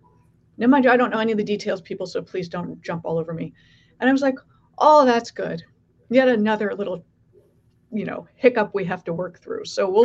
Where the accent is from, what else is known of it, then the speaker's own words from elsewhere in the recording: California, United States; I was born in California.